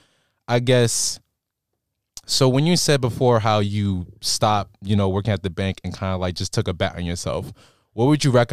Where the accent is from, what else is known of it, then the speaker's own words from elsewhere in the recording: New York City, New York, United States; also born or lived in Buffalo; growing up in Brooklyn, I was in a Brooklyn mentality.